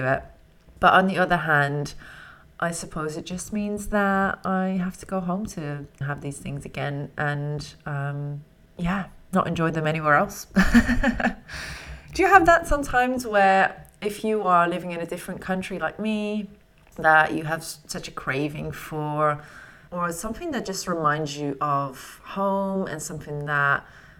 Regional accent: Netherlands; now in London, United Kingdom; They have a lot of things from my home country.

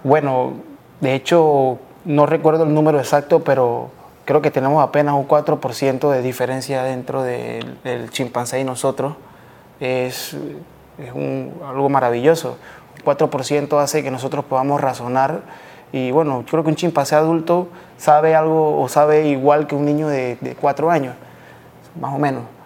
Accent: Panama; also born or lived in Colombia; soy panameño, mitad panameño, mitad colombiano.

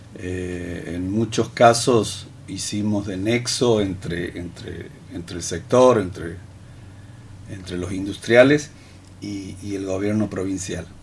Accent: Santiago del Estero, Argentina; aquí somos argentinos, aquí somos santiagueños.

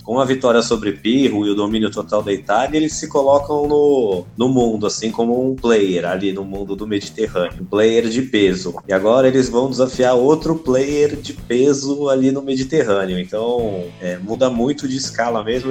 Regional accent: Santos, São Paulo, Brazil; eu sou de Santos, São Paulo

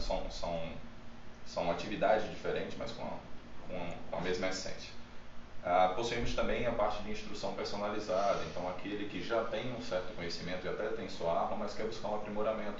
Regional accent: interior of Pernambuco, Brazil; Eu venho do interior de Pernambuco

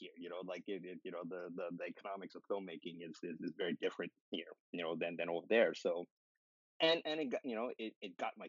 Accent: Thailand; I went to film school, I'm from Thailand, and it was like, mm-hmm.

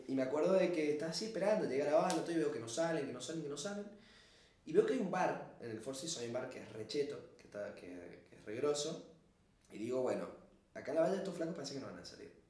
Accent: Argentina; siendo argentino, latino

